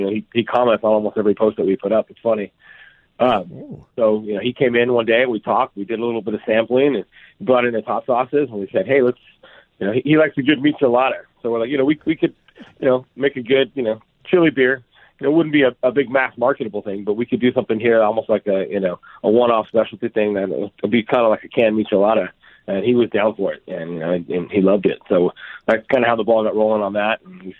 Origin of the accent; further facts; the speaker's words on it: Glendora, California, United States; The city that I grew up in, a town called Glendora, just outside of L.A., that's Michael Anthony lived there.